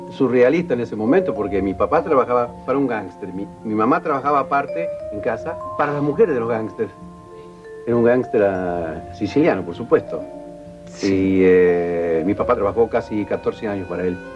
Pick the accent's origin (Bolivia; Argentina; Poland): Argentina; Mar del Plata, Buenos Aires Province; born there; Y en ese entonces vivíamos en la calle Rivadavia al 2560. allí nací en Mar del Plata y a los dos años mi papá, que más loco que yo, agarró y se fue solo a Nueva York.